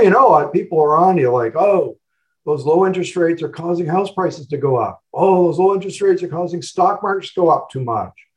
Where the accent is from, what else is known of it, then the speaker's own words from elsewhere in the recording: Oshawa, Ontario, Canada; growing up in Oshawa